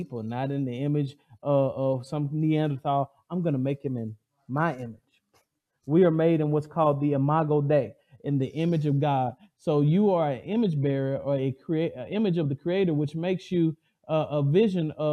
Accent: the South, United States; I'm from the South.

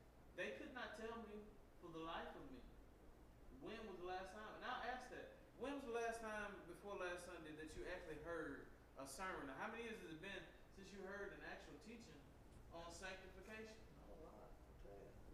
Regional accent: the South, United States; I'm from the South

